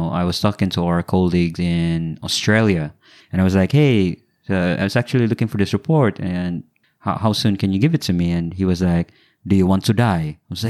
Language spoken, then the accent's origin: English; Philippines; I came from the Philippines. I didn't have an iPhone.